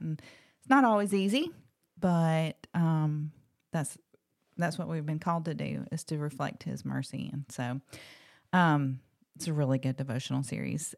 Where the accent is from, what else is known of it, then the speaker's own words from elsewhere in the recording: Locust Fork, Alabama, United States; I grew up in Blunt County